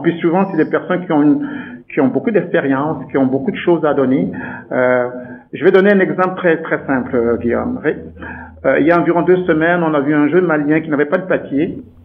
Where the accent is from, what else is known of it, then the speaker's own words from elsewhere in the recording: Douala, Littoral, Cameroon; moved away as an adult; now in Canada; je suis né au Cameroun, donc je suis né là-bas, je suis né à Douala exactement. Euh, plus exactement dans un quartier qu'on appelle Nuidaido